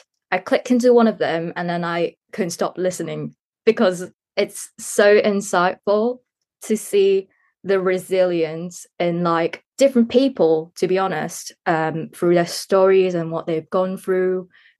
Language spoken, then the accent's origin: English; Hong Kong; English is a second language; Yes. It's actually in the curriculum. It's mandatory to learn English.